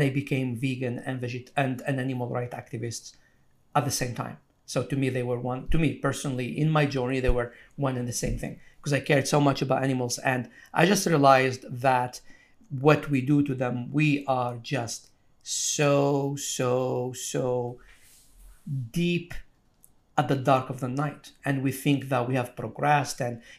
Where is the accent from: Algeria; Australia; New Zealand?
Algeria; moved away as an adult; now in United States; So when I came to America, I came from Algeria 22 years ago. So I went to college. And in Algeria, I mean, meat is a treat.